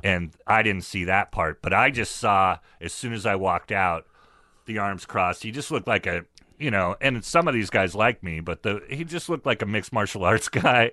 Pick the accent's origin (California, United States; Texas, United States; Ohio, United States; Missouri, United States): California, United States; Northern; also born or lived in San Francisco; I come from Northern California